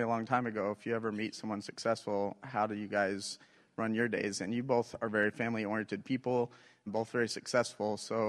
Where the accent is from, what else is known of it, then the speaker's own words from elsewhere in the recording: Indianapolis, Indiana, United States; I'm from Indianapolis, Indiana.